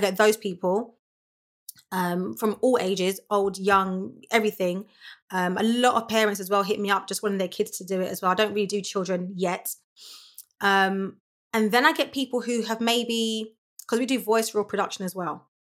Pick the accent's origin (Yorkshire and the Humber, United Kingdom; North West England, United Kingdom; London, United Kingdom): London, United Kingdom; I grew up in, born and raised in Lewisham